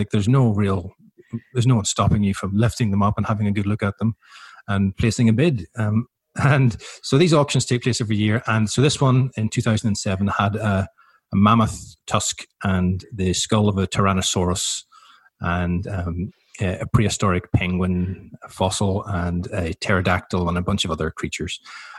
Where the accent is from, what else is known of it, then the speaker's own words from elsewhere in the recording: Ireland; now in Melbourne, Australia; And I thought, even though I'm Irish, it might not be the wisest time to go and live in Chile. So we came to Melbourne and I ended up staying here